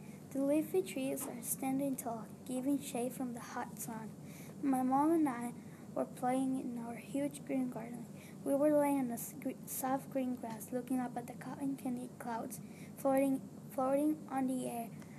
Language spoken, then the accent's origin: English; Guatemala; moved away